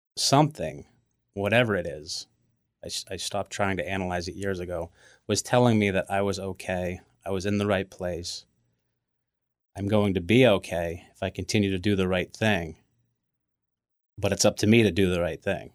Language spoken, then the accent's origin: English; Braintree, Massachusetts, United States; We grew up in Braintree.